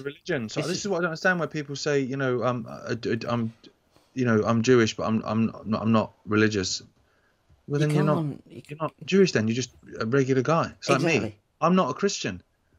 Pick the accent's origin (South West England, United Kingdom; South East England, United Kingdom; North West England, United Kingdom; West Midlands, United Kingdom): West Midlands, United Kingdom; Leamington Spa; I was born in Leamington Spa.